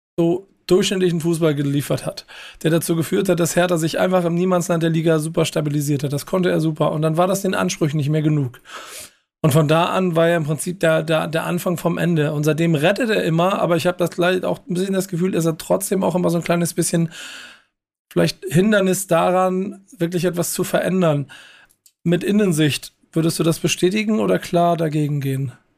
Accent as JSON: {"language": "German", "region": "Hamburg", "country": "Germany", "said": "ich als Hamburger"}